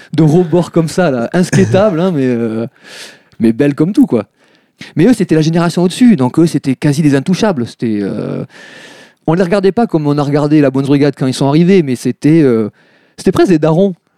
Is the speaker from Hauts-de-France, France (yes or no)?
no; Bordeaux, Nouvelle-Aquitaine, France; also born or lived in Bassens; alors oui, je suis un vrai Bordelais. Euh, je, suis, euh, je suis né à Bordeaux. Et après, je suis parti euh, en banlieue de Bordeaux, à Bassins, plus exactement, à l'âge de 6 euh, ans.